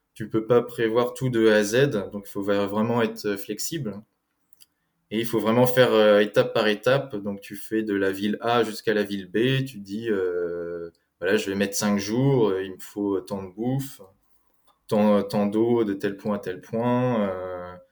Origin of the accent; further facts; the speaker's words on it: France; also born or lived in Eugene, Oregon, United States / Germany; Je suis né aux États-Unis, à Eugène, dans l'Oregon, mais j'ai grandi en France.